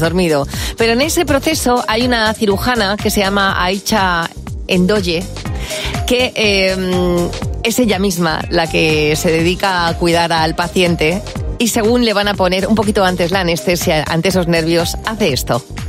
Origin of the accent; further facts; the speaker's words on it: Galicia, Spain; soy gallega